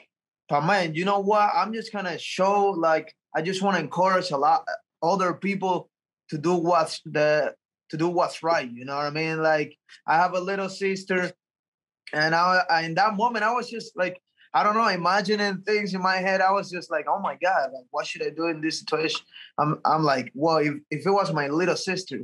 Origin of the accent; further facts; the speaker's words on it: Cuba; moved away; I'm coming from Cuba, and since I was a little kid in Cuba